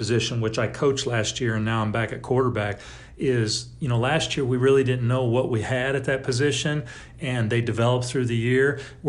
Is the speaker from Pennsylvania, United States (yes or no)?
no; California, United States; also born or lived in Pine Bluff, Arkansas; I was a baseball player my entire life growing up. We moved back to California from Pine Bluff, Arkansas, which I spent